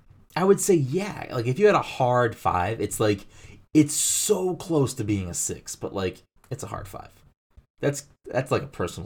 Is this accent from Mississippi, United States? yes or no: no; Massachusetts, United States; We're both like from Massachusetts.